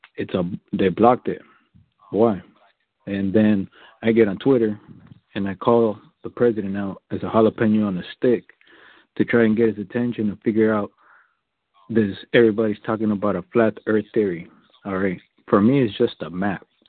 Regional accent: United States; also born or lived in Southern California; I was born here in the United States

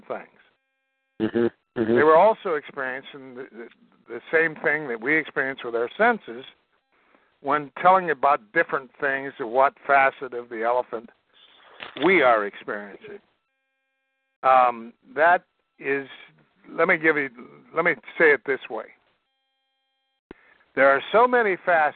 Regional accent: Iowa, United States; I'm from Iowa. I'm Iowa farm boy

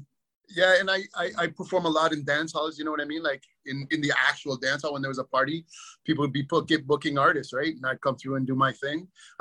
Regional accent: Stratford, Ontario, Canada; I'm from Stratford, Ontario. But my family is Jamaican. My stepfather was Jamaican, raised me from when I was a little baby.

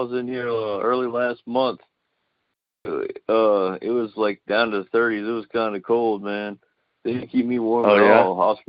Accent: New Orleans, Louisiana, United States; New Orleans.

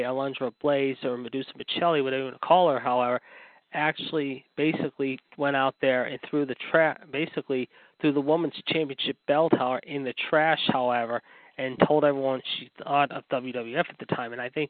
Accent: Pittsburgh, Pennsylvania, United States; born or raised there

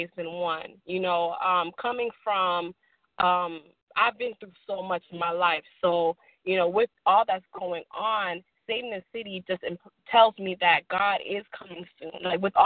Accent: Boston, Massachusetts, United States; moved away; also born or lived in Haiti; I'm originally from Boston, Massachusetts. I come from a Haitian descent.

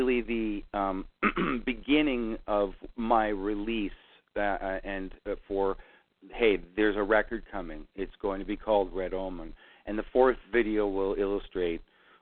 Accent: Canada; I'm Canadian. And there's so much snow, and it's so cold up here.

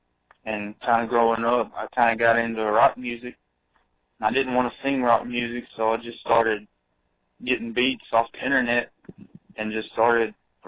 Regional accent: Louisiana, United States; I've been a rap artist for 7 years now. I'm from Zawali, Louisiana.

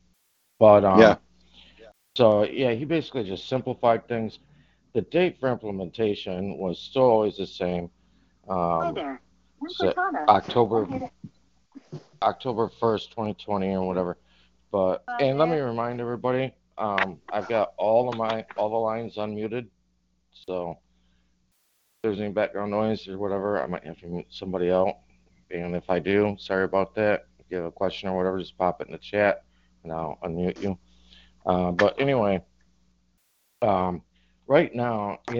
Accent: Northern Michigan, United States; also born or lived in Southern Florida; now in Florida, United States; I grew up in Northern Michigan

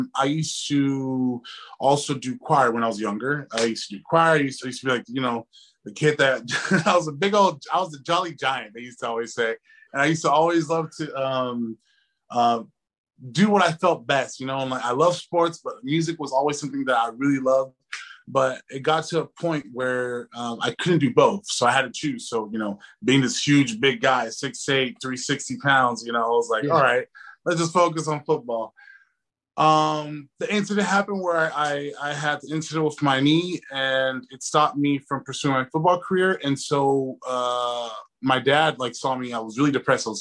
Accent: Inglewood, California, United States; I grew up in Inglewood, California.

